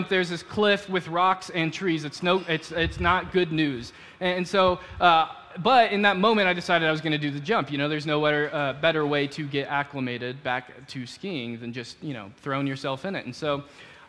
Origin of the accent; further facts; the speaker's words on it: Dallas, Texas, United States; moved away as an adult; I grew up in Dallas